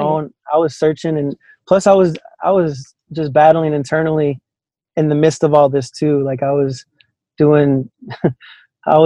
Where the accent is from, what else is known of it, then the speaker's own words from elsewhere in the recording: Chicago, Illinois, United States; moved away as an adult; now in San Antonio, United States; born and raised in Chicagoland area